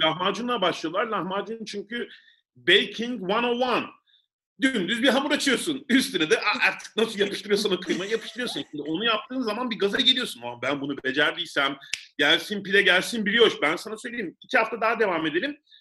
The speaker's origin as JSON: {"language": "Turkish", "region": "Mersin", "country": "Turkey", "said": "ben bir de Mersinliyim"}